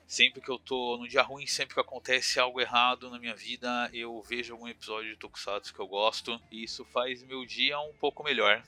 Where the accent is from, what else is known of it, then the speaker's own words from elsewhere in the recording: São Paulo, Brazil; tenho 32 anos, eu sou de São Paulo